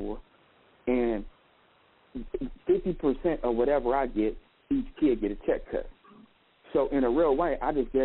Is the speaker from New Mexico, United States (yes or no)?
no; Oakland, California, United States; now in Las Vegas, United States; I'm a nigga from Oakland.